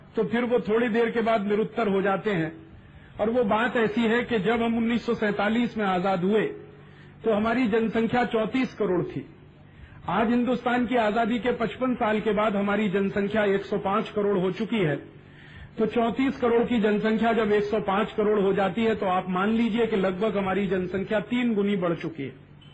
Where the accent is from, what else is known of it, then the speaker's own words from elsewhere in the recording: North India, India; first language Hindi; उत्तर भारत का रहने वाला हूं मेरी मातृभाषा हिंदी है